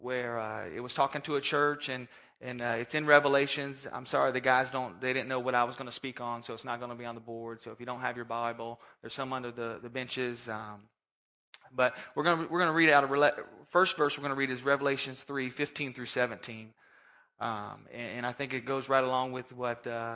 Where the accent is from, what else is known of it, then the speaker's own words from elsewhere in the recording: Orlando, Florida, United States; originally from Orlando, Florida, born and raised there